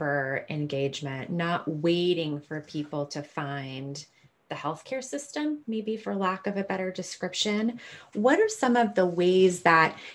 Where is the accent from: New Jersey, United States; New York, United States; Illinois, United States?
Illinois, United States; rural Southern; now in Seattle, United States; I was born in rural Southern Illinois